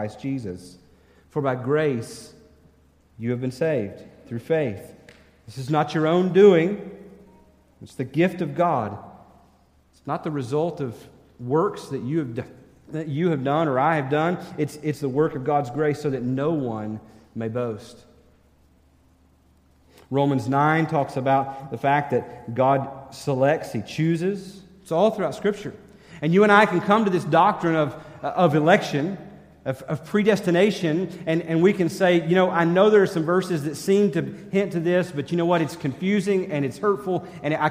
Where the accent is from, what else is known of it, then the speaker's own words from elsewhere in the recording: Minnesota, United States; I'm from Minnesota.